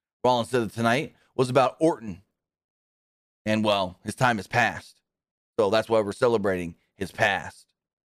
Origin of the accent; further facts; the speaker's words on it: Knoxville, Tennessee, United States; born there; I was born right here in Knoxville, Tennessee.